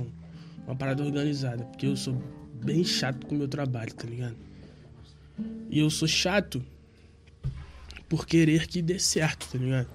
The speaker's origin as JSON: {"language": "Portuguese", "region": "Rio de Janeiro", "country": "Brazil", "said": "Eu sou do Rio de Janeiro"}